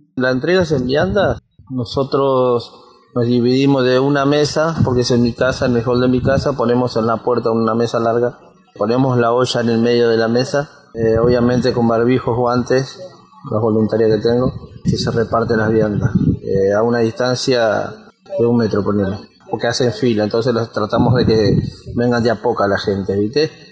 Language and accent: Spanish; Quilmes, Buenos Aires Province, Argentina; soy de Quilmes Oeste